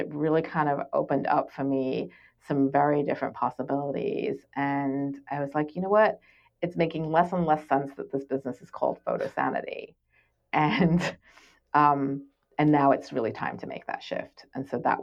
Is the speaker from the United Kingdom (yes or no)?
yes; England, United Kingdom; moved away; I grew up in England, and I went to these all girls schools